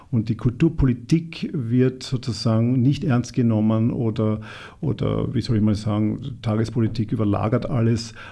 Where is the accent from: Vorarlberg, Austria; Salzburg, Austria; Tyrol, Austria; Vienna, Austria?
Vienna, Austria; Also wir haben als Europäer und vielleicht besonders auch als Wiener, haben da auch eine Verantwortung.